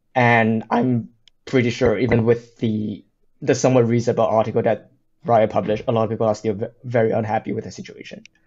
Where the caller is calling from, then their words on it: United Kingdom; calling from the U K